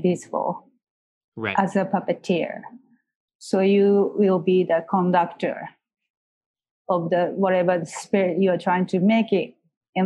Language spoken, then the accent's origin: English; Osaka, Japan; moved away; because I grew up in Osaka